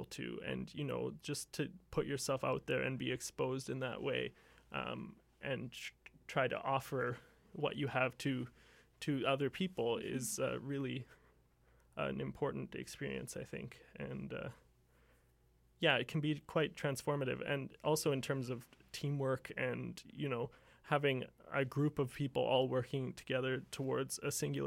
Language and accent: English; Dawson Creek, British Columbia, Canada; the Vancouver Symphony came up to my hometown, Dawson Creek, when I was 5